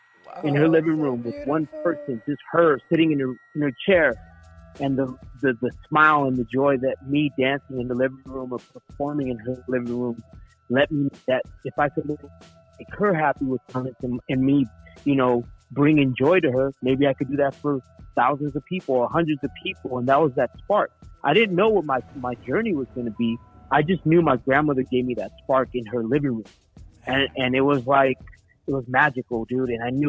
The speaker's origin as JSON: {"language": "English", "town": "Los Angeles", "region": "California", "country": "United States", "said": "from LA. We represent three different nationalities."}